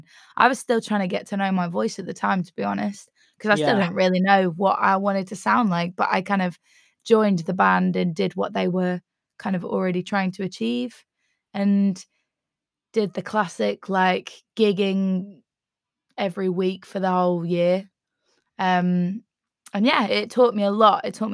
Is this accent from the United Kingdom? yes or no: yes; Felixstowe, East of England, United Kingdom; moved away as an adult; also born or lived in Manchester; now in Bristol, United Kingdom; I grew up in Felixstowe. I spent the first like 5 years of my life in Manchester